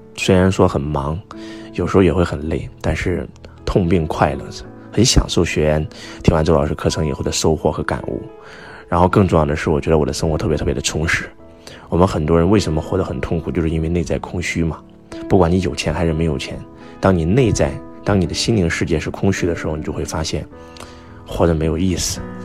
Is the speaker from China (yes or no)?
yes; China; 我们中国人